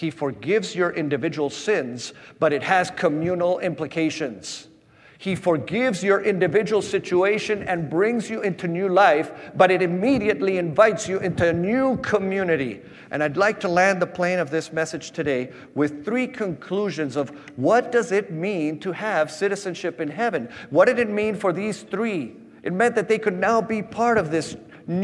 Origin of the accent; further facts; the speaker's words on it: Patagonia, Argentina; also born or lived in Grand Rapids, United States / Costa Rica; I was born in Grand Rapids, Michigan, and at the age of one, we went to Costa Rica so that my parents could be a Christian Reformed World Missions missionaries. And then from Costa Rica, where they learned Spanish, we went to the Patagonia. And I grew up in the Patagonia.